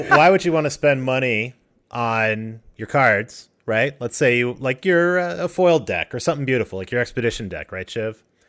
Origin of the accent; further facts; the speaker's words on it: Colorado, United States; moved away; I grew up in Colorado in the middle of the mountains.